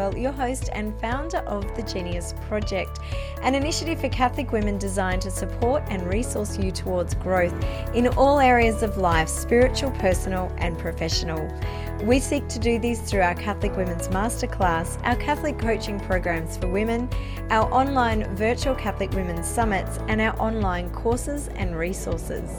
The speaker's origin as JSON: {"language": "English", "town": "Canberra", "region": "Australian Capital Territory", "country": "Australia", "tie": "born or raised there", "said": "Canberra, which is my hometown."}